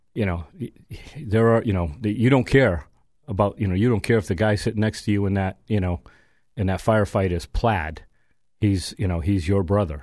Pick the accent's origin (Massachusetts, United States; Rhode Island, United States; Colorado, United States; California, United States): Massachusetts, United States; Chicopee; I grew up in the Aldenville section of Chicopee, Mass